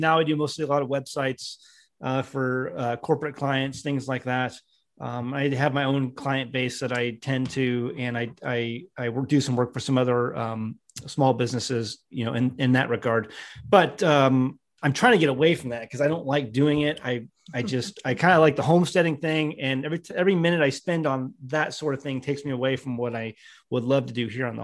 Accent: St. Louis, Missouri, United States; moved away as an adult; also born or lived in the Ozarks; I was born and raised in St. Louis, Missouri

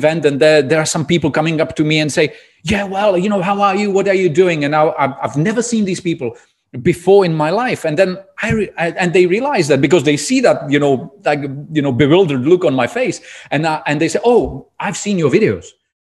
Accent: Czechia; English is a second language; moved away as an adult; also born or lived in Prague; now in Dubai, United Arab Emirates; I'm originally from Czech Republic

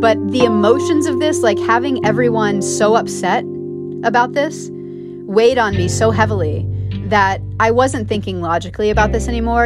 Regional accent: between Dallas and Fort Worth, Texas, United States; also born or lived in Miami Beach, Florida; growing up in Texas in the suburb where I grew up

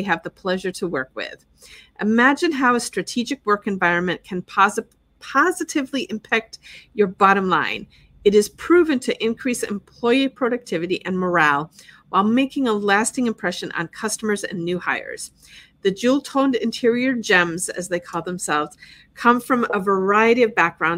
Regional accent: Wisconsin, United States; now in Fort Lauderdale, United States; I'm originally from Wisconsin, but I've been in Florida for 28 years now

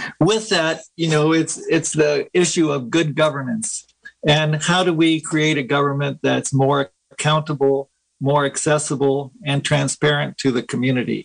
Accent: Willits, California, United States; also born or lived in Guatemala; I was raised in Willits. Went to Willits Public Schools

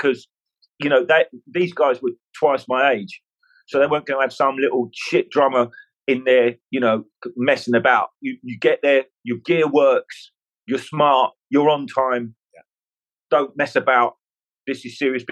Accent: London, United Kingdom; I was born in Fulham in London

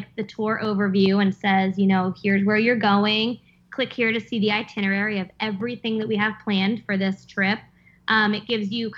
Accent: Pennsylvania, United States; now in Virginia, United States; I grew up in Pennsylvania, moved to Virginia

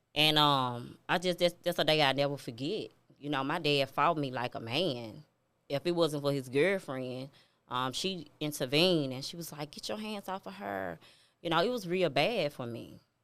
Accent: Memphis, Tennessee, United States; I'm from Memphis. I'm from Walker Home

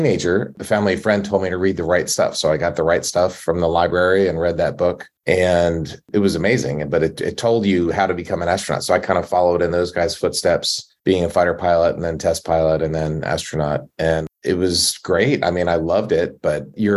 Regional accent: Maryland, United States; I'm from Maryland

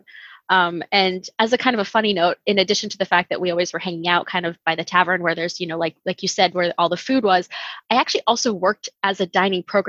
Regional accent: Rhode Island, United States; moved away as an adult; also born or lived in Washington, D.C. / Florida; now in Brooksville, United States; I grew up in Rhode Island

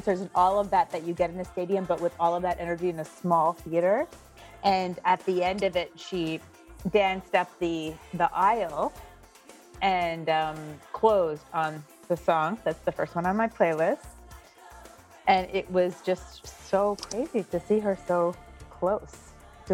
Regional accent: Montreal, Quebec, Canada; moved away as an adult; now in New York, United States; my hometown of Montreal

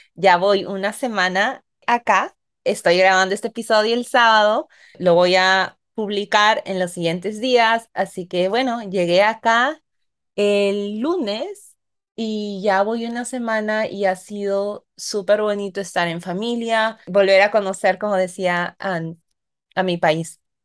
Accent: Peru; moved away as an adult; also born or lived in United States; ahora estoy en mi país de nacimiento

